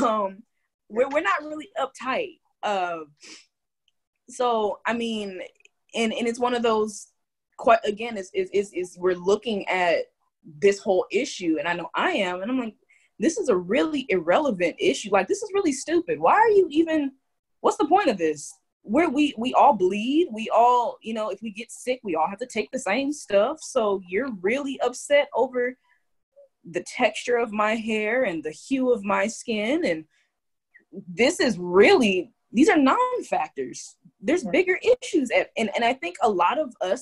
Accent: California, United States; Being a Californian

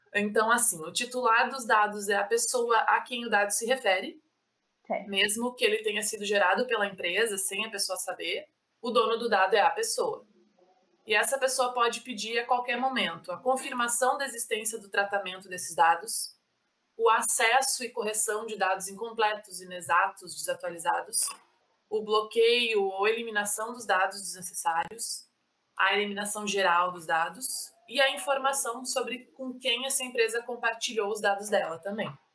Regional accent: Porto Alegre, Rio Grande do Sul, Brazil; moved away as an adult; now in Balneário Camboriú, Brazil; eu sou gaúcha, nasci em Porto Alegre, mas hoje eu moro em Balneário Camboriú, Santa Catarina

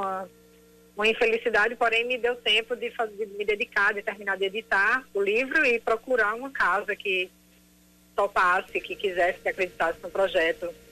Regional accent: João Pessoa, Paraíba, Brazil; also born or lived in Rio de Janeiro / San Francisco; now in New York, United States; Há muitos anos eu sou de João Pessoa, morei uns anos no Rio e morei em São Francisco, depois acabei findando em Nova York.

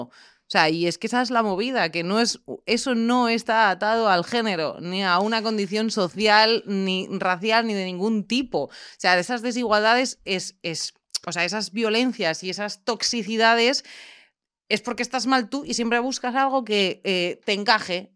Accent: Ávila, Castile and León, Spain; moved away; yo básicamente vengo de Ávila, de un entorno ultra mega cerrado

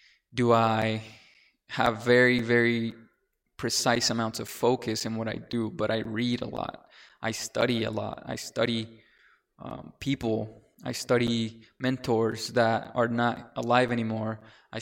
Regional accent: Mexico; moved away; I came from Mexico. I was selected to a charter school.

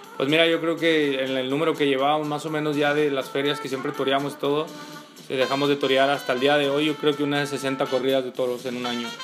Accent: Ciudad Juárez / Chihuahua, Mexico; es en mi tierra

